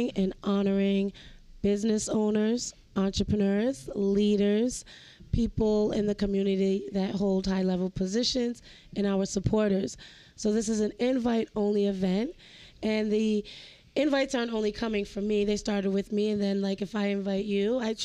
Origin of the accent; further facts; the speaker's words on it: East Providence, Rhode Island, United States; I grew up in East Providence